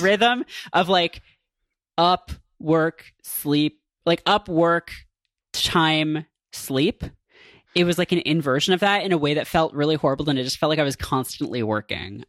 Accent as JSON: {"language": "English", "area": "near Toronto", "region": "Ontario", "country": "Canada", "tie": "born or raised there", "said": "the highway to Toronto from my hometown"}